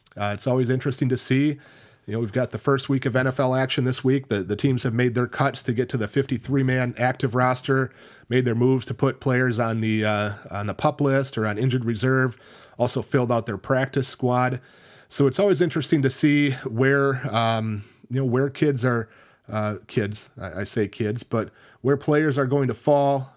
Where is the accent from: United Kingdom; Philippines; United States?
United States; Richland Center, Wisconsin; My hometown of Richland Center, where I graduated from